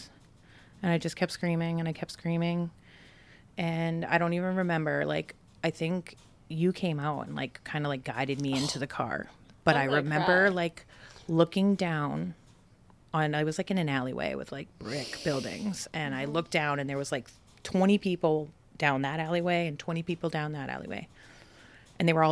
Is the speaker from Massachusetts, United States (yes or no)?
yes; Brockton, Massachusetts, United States; I grew up in Brockton